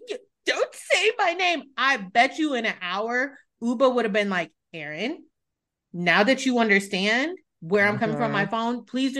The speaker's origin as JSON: {"language": "English", "country": "Italy", "tie": "born there", "said": "When people ask, like, oh, where were you born? Things like that. I was born in Italy. People's next question is, how the fuck were you born in Italy?"}